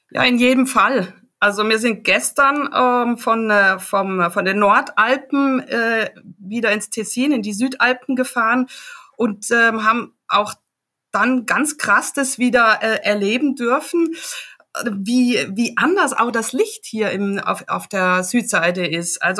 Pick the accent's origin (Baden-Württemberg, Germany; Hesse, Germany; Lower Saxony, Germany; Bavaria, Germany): Baden-Württemberg, Germany; ich komme aus dem Dreiländereck, also äh, von der grünen Grenze Basel. Ja, gut. Äh, ganz im Süden vom Schwarzwald